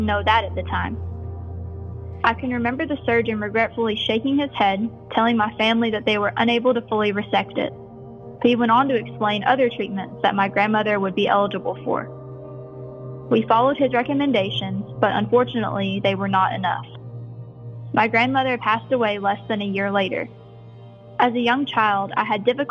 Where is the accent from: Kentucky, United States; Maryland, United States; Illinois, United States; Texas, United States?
Kentucky, United States; Stanton; I grew up in Stanton, Kentucky.